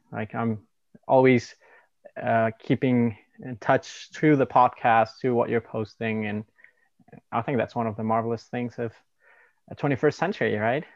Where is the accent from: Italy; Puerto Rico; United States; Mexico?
Mexico; now in Canada; I'm from Mexico and we live in Canada currently